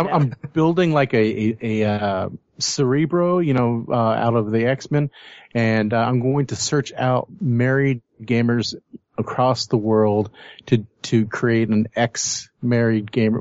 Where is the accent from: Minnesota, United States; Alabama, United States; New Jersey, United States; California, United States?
California, United States; Fresno; we're from Fresno